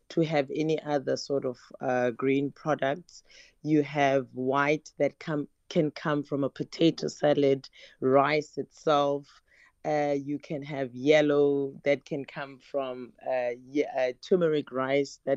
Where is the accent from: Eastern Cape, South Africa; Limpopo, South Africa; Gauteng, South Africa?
Eastern Cape, South Africa; now in Cape Town, South Africa; being in Cape Town, I came from the Eastern Cape